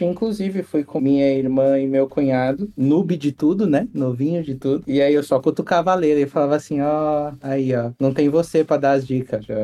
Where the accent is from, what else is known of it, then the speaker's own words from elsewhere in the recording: São Paulo, Brazil; Eu sou de São Paulo e a única viagem que eu tinha feito era pra praia.